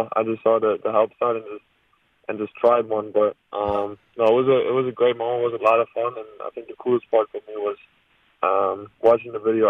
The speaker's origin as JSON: {"language": "English", "country": "Germany", "tie": "born or raised there", "moved": "as an adult", "said": "growing up in Germany"}